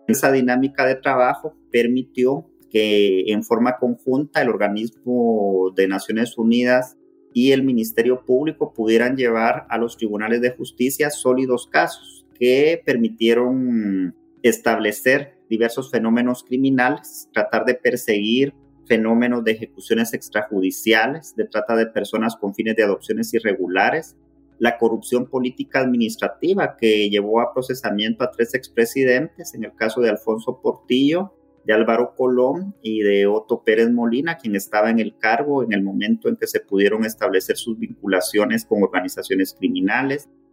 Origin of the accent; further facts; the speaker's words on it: Guatemala; moved away as an adult; now in Washington, D.C., United States; soy abogado guatemalteco en el exilio